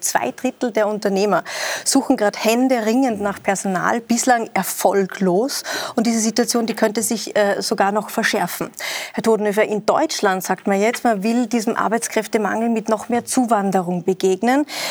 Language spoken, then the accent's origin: German; Austria; Bei uns in Österreich